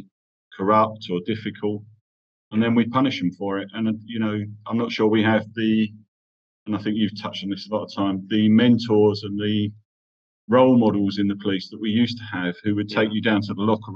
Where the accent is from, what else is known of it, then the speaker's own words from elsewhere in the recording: London, United Kingdom; first language English; moved away as an adult; now in Qatar; Yeah, I'm from Ilford originally. So north, east London.